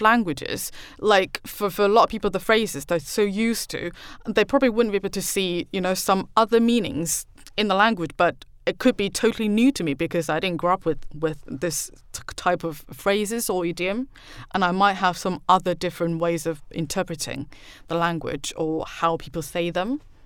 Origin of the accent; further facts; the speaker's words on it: Taipei, Taiwan; English is a second language; moved away as an adult; now in United Kingdom; I grew up in Taiwan and I know the hidden rules and all